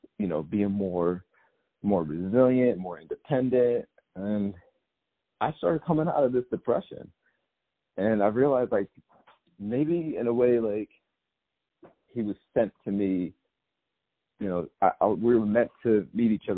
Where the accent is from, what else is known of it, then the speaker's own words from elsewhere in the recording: upstate New York, United States; I grew up in upstate New York and still live in upstate New York right now